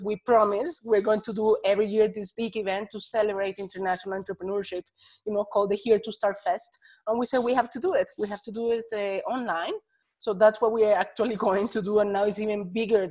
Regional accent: Bogota, Bogotá Capital District, Colombia; moved away as an adult; now in Netherlands; I'm from Bogota, Colombia, and I have been living in the Netherlands for over 9 years

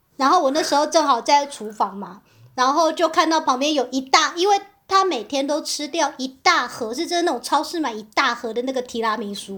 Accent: Taipei, Taiwan; moved away; 我是来自台北

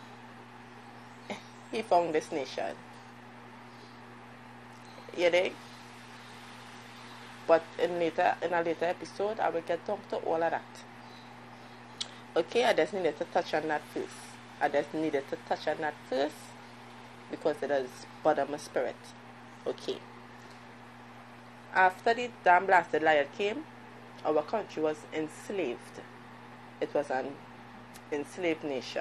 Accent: Trinidad & Tobago; moved away; I'm from Trinidad. I'm a Trinbegonian.

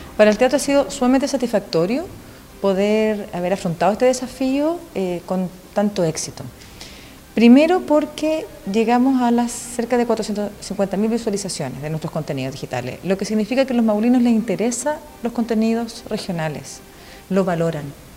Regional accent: Villa Alegre, Maule, Chile; yo soy de Villalegre

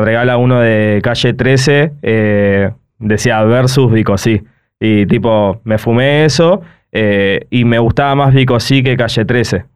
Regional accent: El Palomar, Buenos Aires Province, Argentina; yo soy Palomar, o sea, y, y vivo eso.

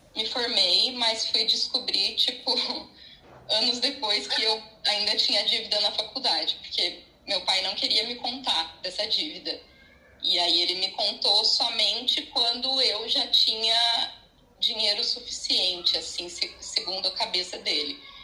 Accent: Curitiba, Paraná, Brazil; also born or lived in São Paulo; eu sou de Curitiba, né, e eu fui morar em São Paulo

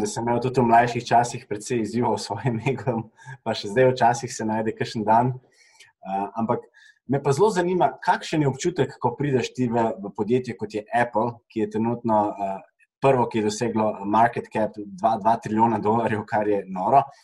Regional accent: Slovenia; smo Slovenci

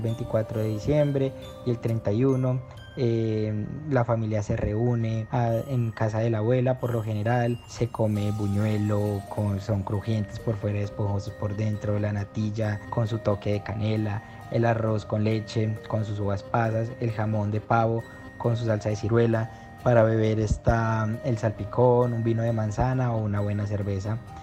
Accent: Corrientes, Argentina; moved away; vengo desde Argentina. Ya sea a nivel departamental, a nivel provincial, que es Corrientes

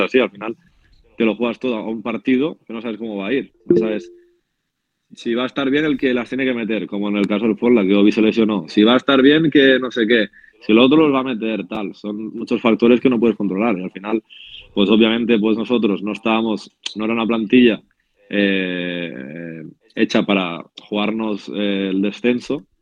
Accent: Spain; como español

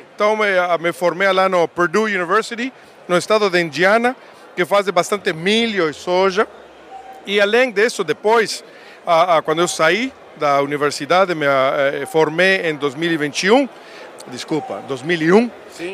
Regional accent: Uruguay; accent: Uruguayan; Portuguese is a second language; moved away as an adult; also born or lived in Montevideo, Uruguay / United States; now in Brazil; Eu, sou sotaque uruguaio. Eu nasci lá em Montevideo, mas eu me criei numa fazenda.

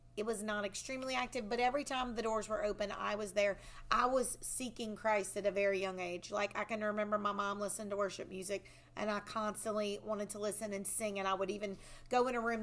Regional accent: Walker, Louisiana, United States; also born or lived in Baton Rouge, Louisiana; I am born and raised in Livingston Parish

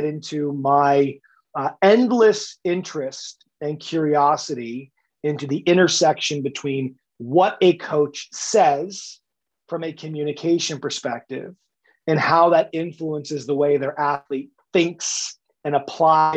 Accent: United States; accent: American; moved away as an adult; now in Ireland; as you can hear with my accent, had me start in the United States

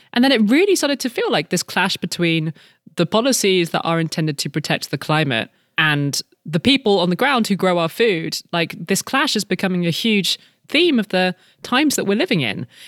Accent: United Kingdom; moved away; we are British by birth, both of us

